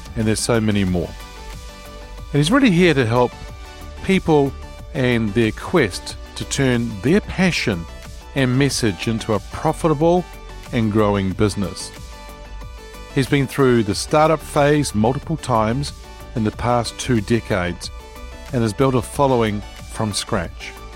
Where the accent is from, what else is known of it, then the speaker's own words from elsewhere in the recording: Wellington, New Zealand; the city that I grew up here in New Zealand in Wellington